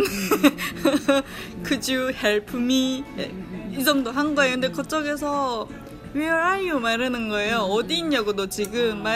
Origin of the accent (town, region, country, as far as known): North Korea; moved away as an adult; now in Virginia, United States